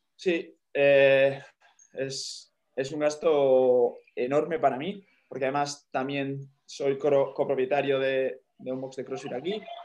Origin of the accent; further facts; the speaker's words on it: Spain; soy el primer español